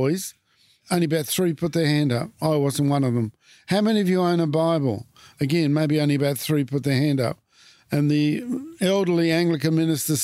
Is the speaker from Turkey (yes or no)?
no; Port Lincoln, South Australia, Australia; also born or lived in Adelaide; I was brought up in Adelaide, and then in 1949, my dad got a transfer to Port Lincoln as a meat inspector. And I ended up going right through primary school pretty well in Port Lincoln from 1949 to 1956.